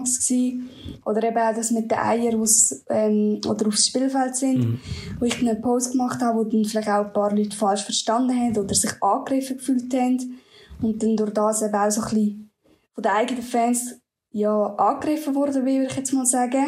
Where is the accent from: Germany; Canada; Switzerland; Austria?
Switzerland; Lucerne; ich komme aus Luzern, also ein bisschen außerhalb von Luzern